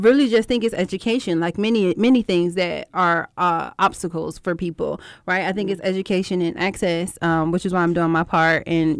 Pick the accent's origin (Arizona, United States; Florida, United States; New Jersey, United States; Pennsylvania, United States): New Jersey, United States; I'm from Jersey.